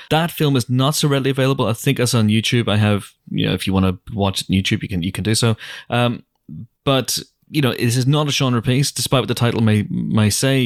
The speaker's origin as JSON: {"language": "English", "region": "Northern Ireland", "country": "United Kingdom", "tie": "born or raised there", "moved": "yes", "said": "growing up in Northern Ireland as a, as a kid"}